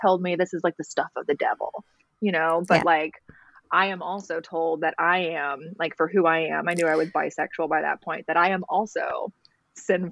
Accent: Alabama, United States; I was raised in Alabama, raised in the church

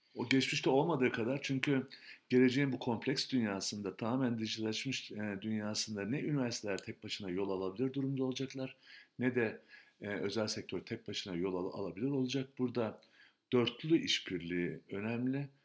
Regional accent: Turkey; biz Türkiye'de büyüdük

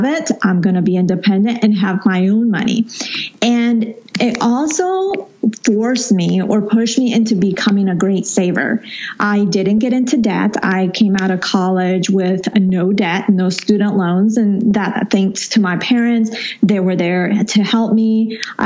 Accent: Colombia; moved away; I was born there, grew up there for a good time of my life

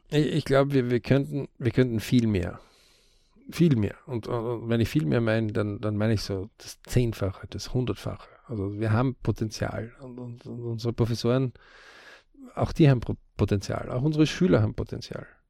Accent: Austria; bei uns in Österreich.

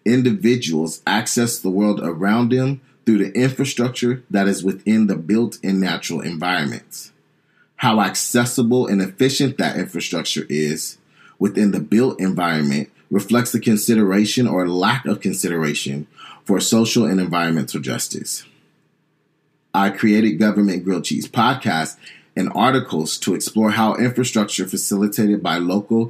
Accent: San Diego, California, United States; I'm probably from Southeast San Diego, where I grew up one of six kids

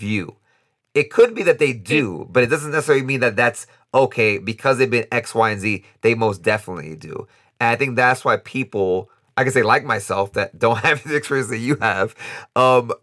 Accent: New York, United States; now in Costa Rica; I'm born in the United States, born and raised in New York. My parents are from the Dominican Republic

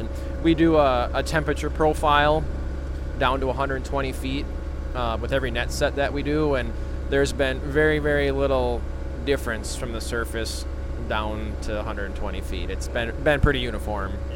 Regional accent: Becker, Minnesota, United States; I'm from a town called Becker, Minnesota. Uh, it's down in central Minnesota

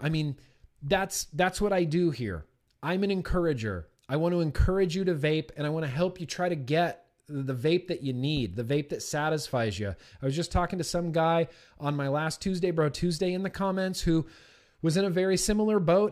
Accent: United States; I'm an American

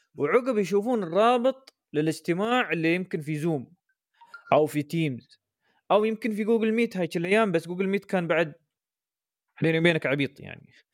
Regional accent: United Arab Emirates; عندنا في الامارات

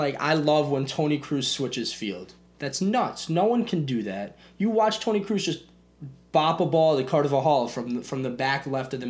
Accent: Israel; also born or lived in Poland; I'm Israeli and Polish.

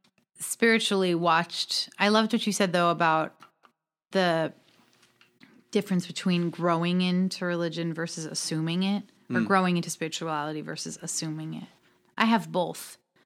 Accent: New York, United States; now in Los Angeles, United States; I got to Los Angeles, and I'm from New York and have lived my whole life in New York.

